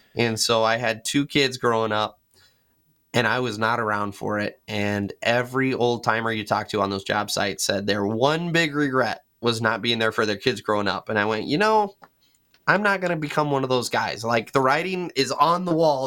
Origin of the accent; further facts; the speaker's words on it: Texas, United States; moved away; also born or lived in Michigan; I'm originally from Texas and I moved to Michigan